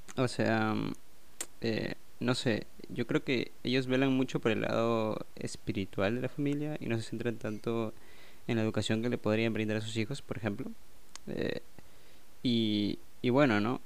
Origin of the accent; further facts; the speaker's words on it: Peru; soy de Perú